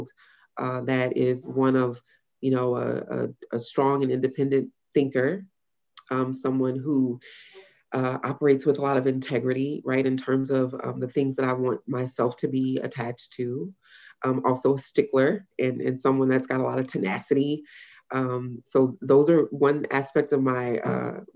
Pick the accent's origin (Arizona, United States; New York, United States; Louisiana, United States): Louisiana, United States; a woman born and raised in Louisiana